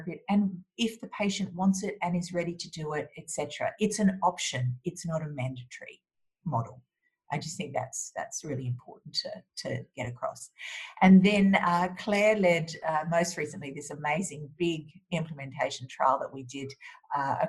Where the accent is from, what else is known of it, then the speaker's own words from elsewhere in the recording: Australia; as an Australian